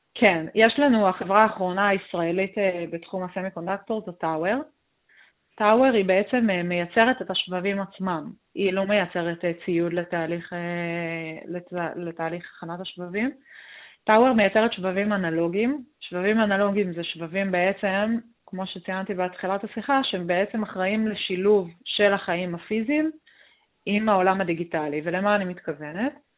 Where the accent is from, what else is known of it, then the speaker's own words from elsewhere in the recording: Israel; אנחנו בתור ישראלים